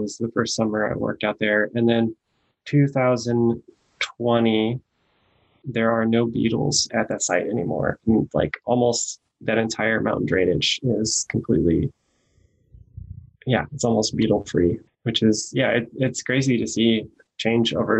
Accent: Fresno, California, United States; now in Berkeley, United States; I grew up in Fresno

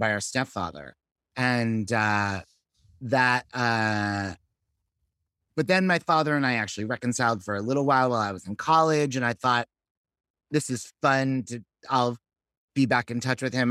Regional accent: Los Angeles, California, United States; moved away as an adult; also born or lived in Fort Lee, New Jersey / Manhattan / Berkeley; now in Brooklyn, United States; I grew up in Sherman Oaks

